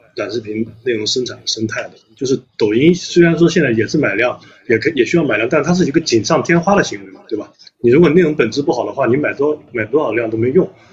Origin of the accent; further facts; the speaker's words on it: a county town in Anhui, China; moved away; 因为我也是来自于下沉市场的，我家里面是安徽的一个县城，我老家